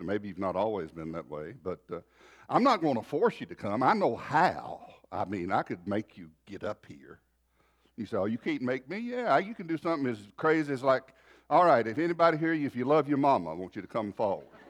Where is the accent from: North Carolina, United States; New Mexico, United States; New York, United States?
North Carolina, United States; moved away; also born or lived in Texas; we're originally from North Carolina, a little place down foot of hills